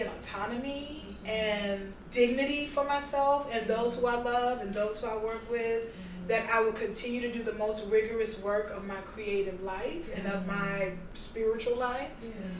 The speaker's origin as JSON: {"language": "English", "town": "Houston", "region": "Texas", "country": "United States", "tie": "born or raised there", "also_born_or_lived": "Harlem, New York", "moved": "yes", "lives_now": "New York, United States", "said": "I was raised in Houston on the south side."}